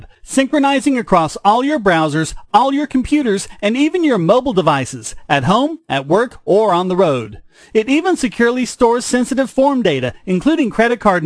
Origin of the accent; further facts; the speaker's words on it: North Carolina, United States; a reporter in North Carolina, my home state